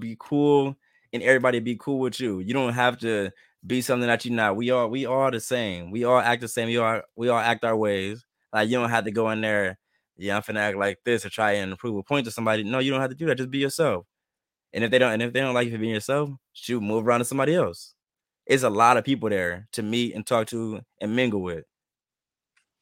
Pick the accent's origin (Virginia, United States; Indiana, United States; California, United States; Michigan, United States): Michigan, United States; Saginaw; I'm from Saginaw, Michigan